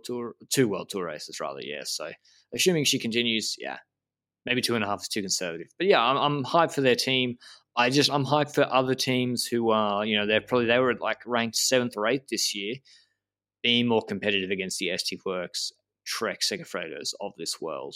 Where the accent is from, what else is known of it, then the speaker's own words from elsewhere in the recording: Australia; also born or lived in Brisbane; now in Andorra; we're both Australian